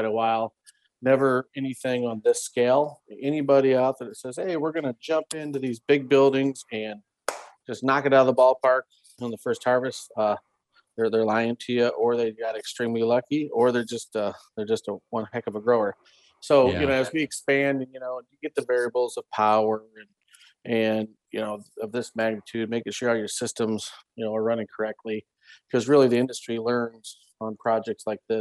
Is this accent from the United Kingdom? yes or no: no; Iowa, United States; at a young age in Iowa, I grew up in Iowa